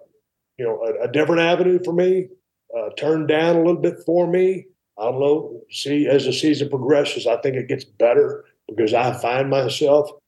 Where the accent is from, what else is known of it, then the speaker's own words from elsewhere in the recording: South Texas, United States; moved away as an adult; also born or lived in San Antonio; now in Nevada, United States; I grew up in South Texas